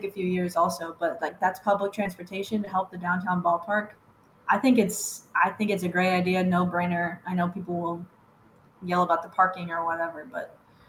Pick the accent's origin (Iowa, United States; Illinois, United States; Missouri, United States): Iowa, United States; now in Kansas City, United States; I'm from Iowa.